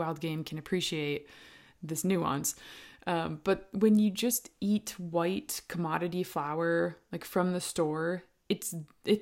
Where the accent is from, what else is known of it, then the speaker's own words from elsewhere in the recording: Minnesota, United States; now in Tennessee, United States; I'm from Minnesota originally, and I've lived here and there as I traveled around as a wildlife technician